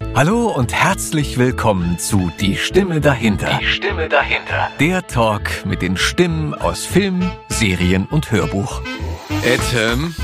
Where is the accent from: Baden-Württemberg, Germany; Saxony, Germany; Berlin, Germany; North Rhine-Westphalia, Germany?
Berlin, Germany; born or raised there